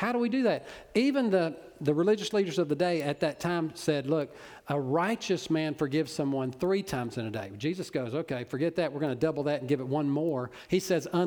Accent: Orange, Texas, United States; I'm from Orange, so I know. You know, I'm from Little Cypress

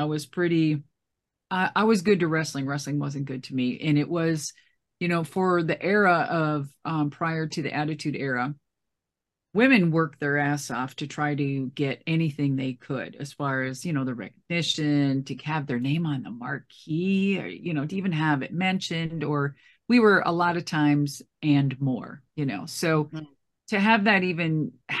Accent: Minneapolis, Minnesota, United States; I'm from Minneapolis. I'm from Minnesota.

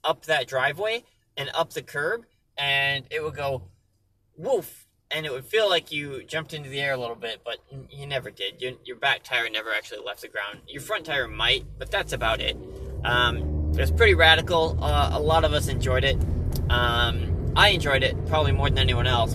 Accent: Inver Grove Heights, Minnesota, United States; growing up in Inver Grove Heights, Minnesota. Born and raised all my years there in Minnesota

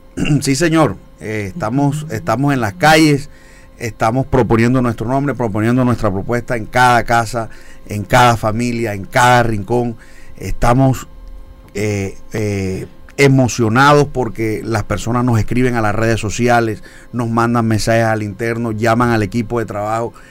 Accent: Galapa, Atlántico, Colombia; also born or lived in Barranquilla; Yo nací en Barranquilla, pero fui criado en Galapa

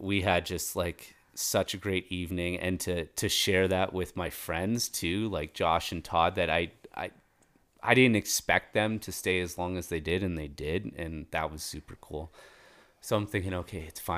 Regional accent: Toronto, Ontario, Canada; now in Colorado, United States; when I was a kid living in Toronto

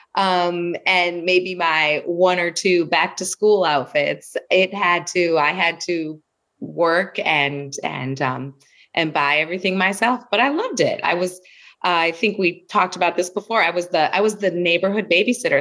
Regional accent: West Bloomfield, Michigan, United States; I grew up in West Bloomfield, Michigan, outside of Detroit, Michigan

